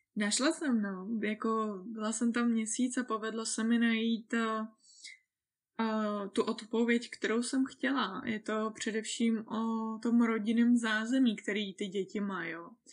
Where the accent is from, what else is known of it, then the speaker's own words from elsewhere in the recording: Czechia; já jsem Češka